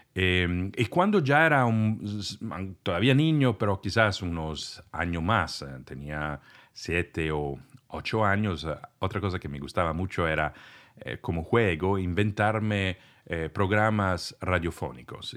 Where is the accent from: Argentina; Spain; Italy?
Italy; first language Italian; Spanish is a second language; moved away; soy de Italia y conocía este idioma en ese entonces solamente